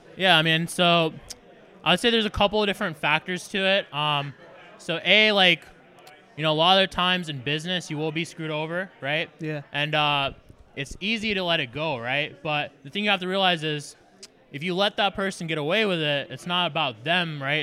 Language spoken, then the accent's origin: English; Foley, Alabama, United States; moved away as an adult; also born or lived in Ithaca, New York / Dallas / Los Angeles / Las Vegas; I originally grew up in Foley, Alabama